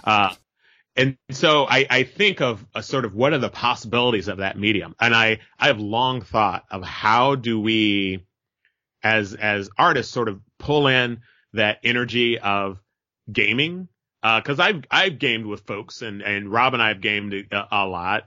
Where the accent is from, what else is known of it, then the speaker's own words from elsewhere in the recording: Merced, California, United States; moved away as an adult; now in Berkeley, United States; I'm a Merced native, you know, I, I'm born and raised in, uh, Merced, California.